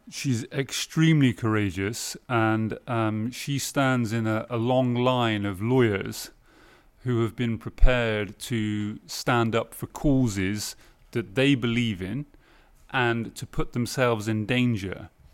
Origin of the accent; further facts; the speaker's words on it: United Kingdom; now in Lyon, France; I'm still British. I'm still British. Yeah. I'm also French now as well.